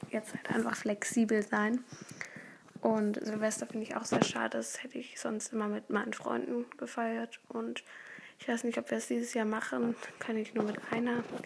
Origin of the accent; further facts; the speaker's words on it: Berlin, Germany; Ich komme aus Berlin